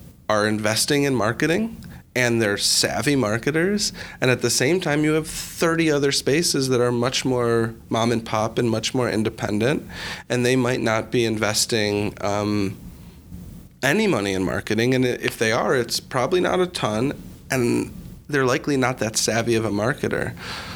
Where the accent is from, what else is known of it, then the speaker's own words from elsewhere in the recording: Chicago, Illinois, United States; my background, I'm from Chicago